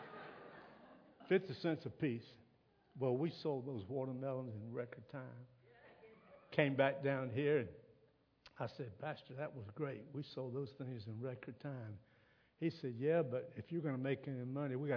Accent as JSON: {"language": "English", "region": "South Carolina", "country": "United States", "also_born_or_lived": "Virginia", "said": "I'm from South Carolina"}